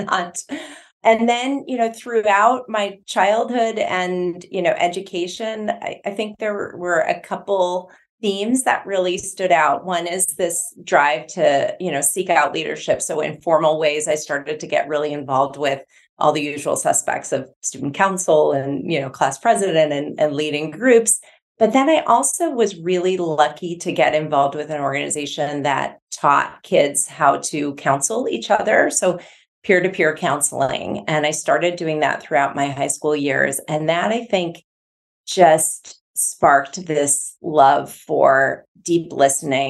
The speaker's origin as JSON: {"language": "English", "area": "north of Milwaukee, Midwest", "region": "Wisconsin", "country": "United States", "tie": "born or raised there", "said": "I'm from the Midwest. I grew up just north of Milwaukee"}